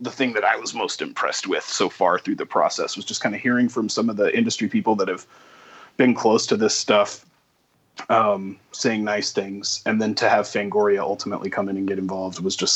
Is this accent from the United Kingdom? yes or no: no; Texas, United States; it was interesting to me as a Texan with no accent to go hmm. to Boston